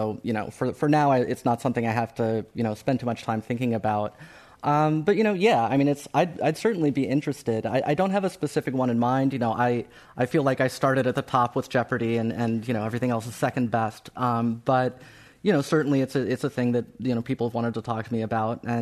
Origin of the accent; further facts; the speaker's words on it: Ohio, United States; moved away; I grew up in Ohio